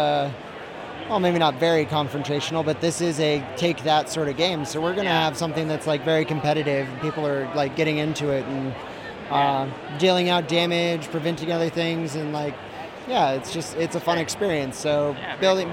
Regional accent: Seattle, Washington, United States; I am from Seattle, Washington.

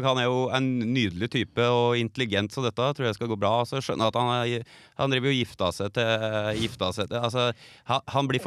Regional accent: Geilo, Buskerud, Norway; du som er bergenser, du er vel stadig vekk på Geilo, der jeg er fra?

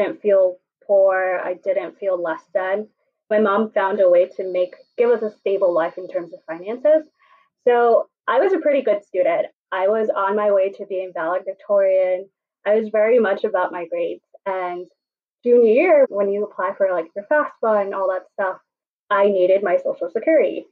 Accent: New York City, New York, United States; I grew up here in New York City

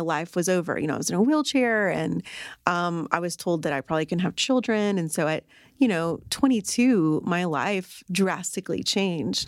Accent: Arlington, United States; I'm from Arlington.

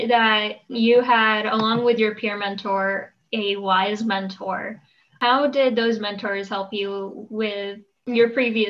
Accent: Durham, North Carolina, United States; I'm from Durham myself

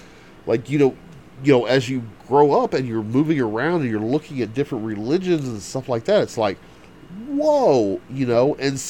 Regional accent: the South, United States; I'm from the South

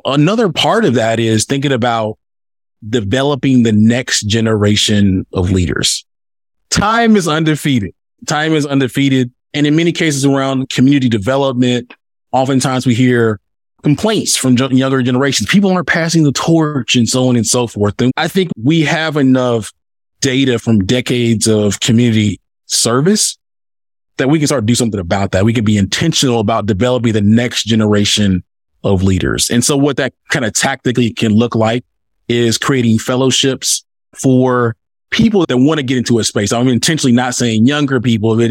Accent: Alabama, United States; I am originally from Alabama

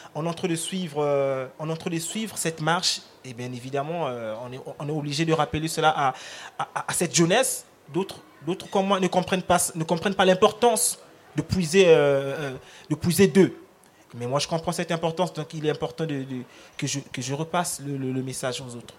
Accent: Republic of the Congo; first language Lari; French is a second language; ma langue maternelle, le, Congo, le Lari

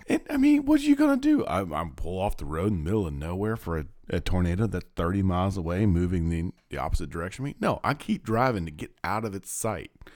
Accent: Kansas, United States; now in Little Rock, United States; I'm growing up in Kansas

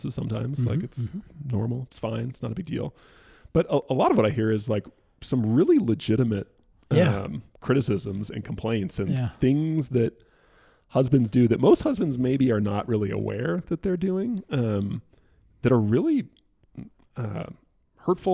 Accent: Northern California, United States; I grew up in Northern California

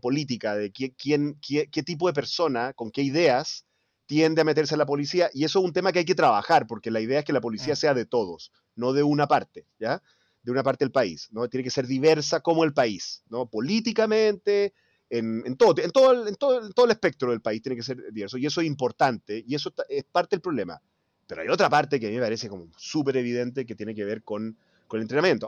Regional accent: Chile; como chileno, como ciudadano

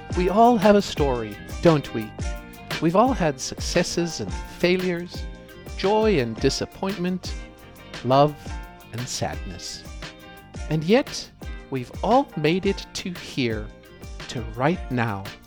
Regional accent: South Africa; Growing up in South Africa

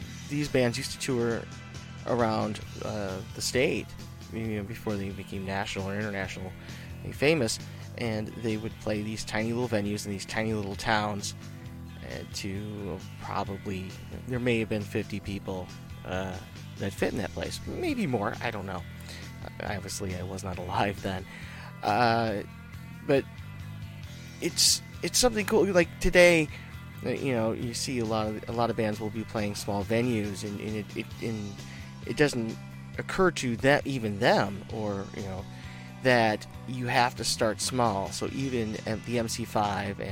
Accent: Romeo, Michigan, United States; I grew up in Romeo

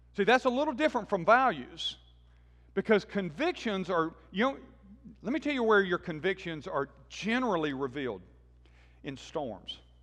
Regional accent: Birmingham, Alabama, United States; I grew up in Birmingham and was part of this church

